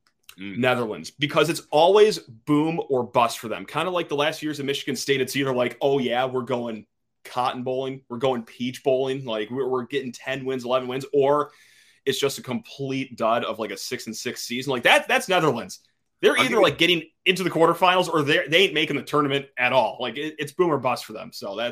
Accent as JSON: {"language": "English", "country": "Ireland", "said": "My home country, Ireland, might have a tough time winning this time around."}